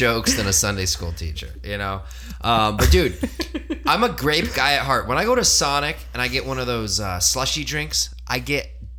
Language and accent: English; Virginia, United States; I make it 30 minutes south of that Mason-Dixon line. Not even where the tobacco fields were at. No whip cracking near my home.